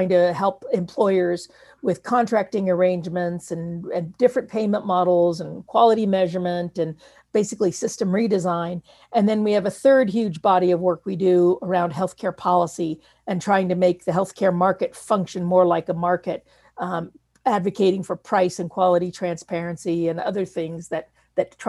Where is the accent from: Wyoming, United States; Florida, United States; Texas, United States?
Wyoming, United States; moved away; I am from Wyoming